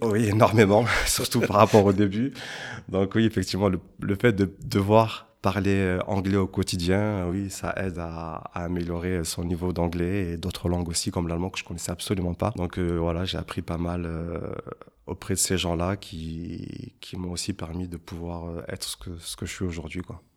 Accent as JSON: {"language": "French", "town": "Avignon", "region": "Provence-Alpes-Côte d'Azur", "country": "France", "tie": "born or raised there", "moved": "as an adult", "lives_now": "Luxembourg", "said": "je suis originaire en fait d'Avignon, qui se situe pas loin de Marseille"}